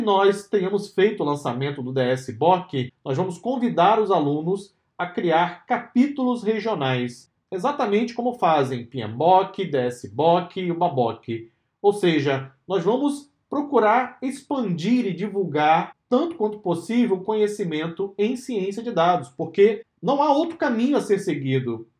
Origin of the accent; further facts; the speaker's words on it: Brazil; Nós, que somos brasileiros aqui na DSA